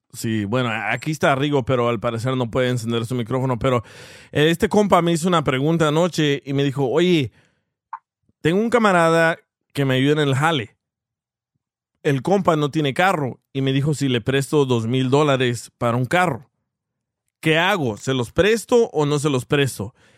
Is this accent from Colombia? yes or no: no; El Salvador; moved away; soy salvadoreño